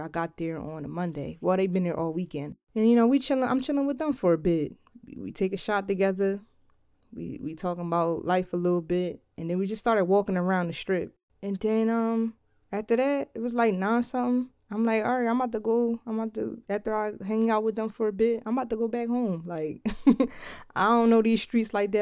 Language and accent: English; Philadelphia, Pennsylvania, United States; now in Delaware, United States; I'm from Philly. I live in Delaware.